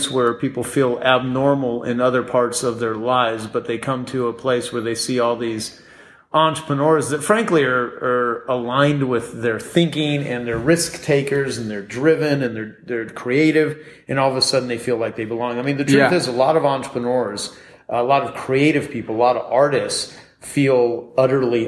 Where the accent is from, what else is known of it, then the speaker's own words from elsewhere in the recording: Arizona, United States; my hometown in Arizona